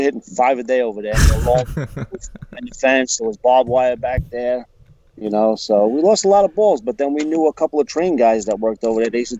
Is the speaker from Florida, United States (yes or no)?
no; New York City, New York, United States; moved away as an adult; now in Suffolk County, United States; I miss Rockaway every day, though. That's my hometown.